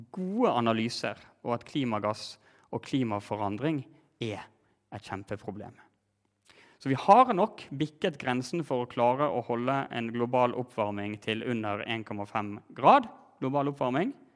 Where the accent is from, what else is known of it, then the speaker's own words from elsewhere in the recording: Norway; vi gjør her hjemme som nordmenn i Norge